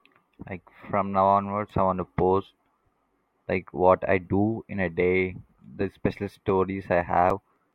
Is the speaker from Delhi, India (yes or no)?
no; Hyderabad, Telangana, India; I am a 17-year-old aspiring entrepreneur. I am from Hyderabad, which is a part of India.